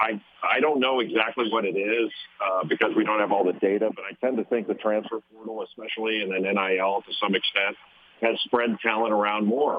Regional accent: Los Angeles, California, United States; I grew up in Los Angeles

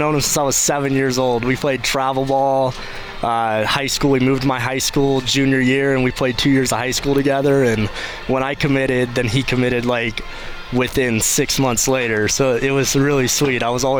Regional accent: Mississippi, United States; moved away as an adult; I'm from Mississippi

